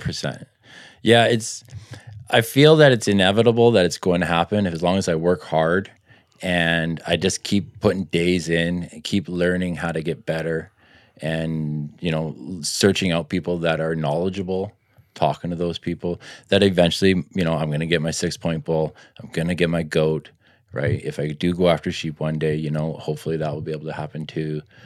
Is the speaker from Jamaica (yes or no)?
no; Richmond, British Columbia, Canada; grew up in Richmond, playing some hockey